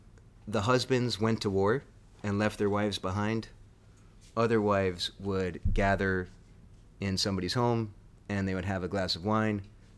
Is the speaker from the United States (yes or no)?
yes; Connecticut, United States; That's about the size of the town I grew up in Connecticut.